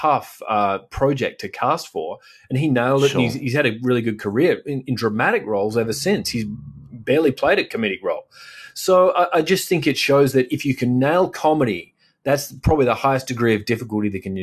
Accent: Australia

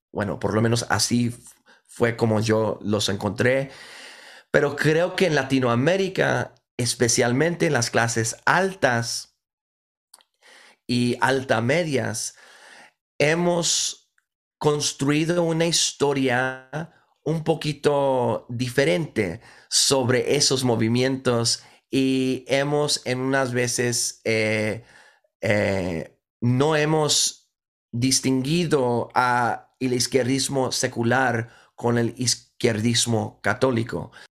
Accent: Brownsville, Texas, United States; born there; Eh, nací en, en Bronzeville, al lado de Matamoros, México.

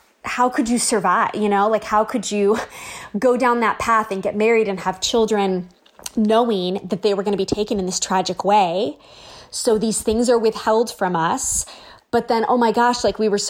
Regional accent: Southern California, United States; We've lived in Southern California my whole life

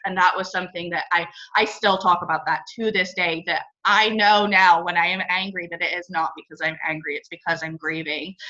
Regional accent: England, United Kingdom; now in Northern California, United States; I grew up in England and now live in Northern California. I've moved around a little bit.

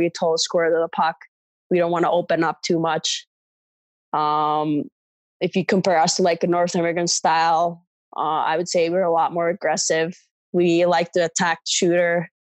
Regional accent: Espoo, Uusimaa, Finland; moved away as an adult; growing up in Finland

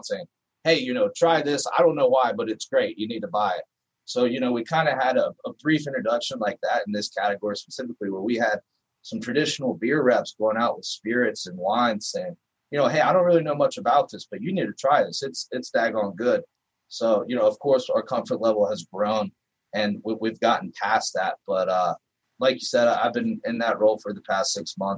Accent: North Carolina, United States; moved away; I'm from North Carolina. When I moved up here

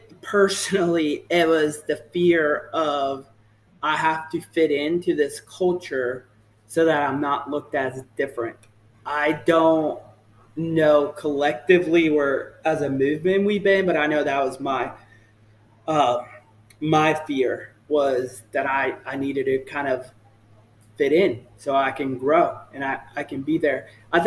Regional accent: the South, United States; I'm from the South, so I say y'all a lot. You know, folks always ask me if I'm from Texas because the way I speak.

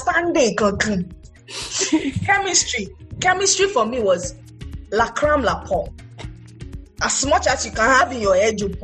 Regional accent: Ilesha, Osun, Nigeria; also born or lived in Ibadan; So I grew up in Ilesha

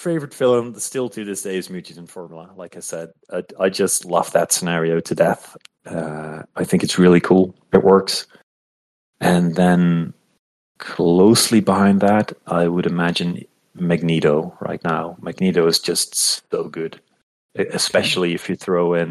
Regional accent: Netherlands; I'm Dutch. I am, from the Netherlands

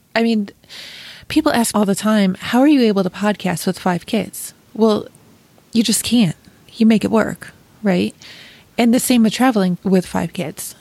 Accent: Rochester, New York, United States; moved away as an adult; also born or lived in Chicago; I was also born and raised in Rochester, New York.

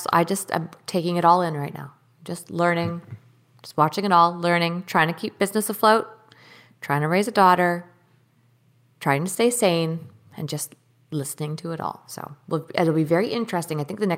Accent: Canada; because I'm not a citizen here, I'm a Canadian citizen

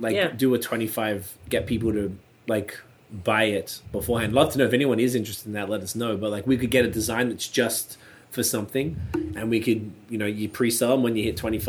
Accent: Australia; now in Canada; Him and I are musicians. We're both rappers as well. We moved to Canada from Australia.

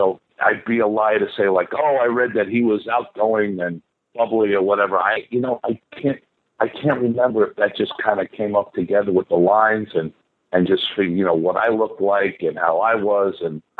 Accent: New York City, New York, United States; I'm from Flushing, Queens, Flushing, Jamaica area.

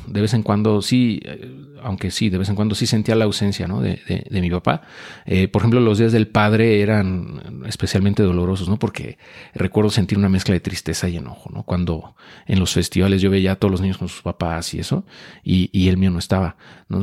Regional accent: Mexico City, Mexico; yo nací en la Ciudad de México, antes de Distrito Federal

